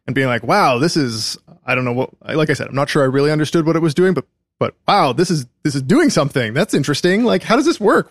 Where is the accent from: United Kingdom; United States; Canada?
Canada; Calgary, Alberta; moved away as an adult; I grew up in Calgary, Canada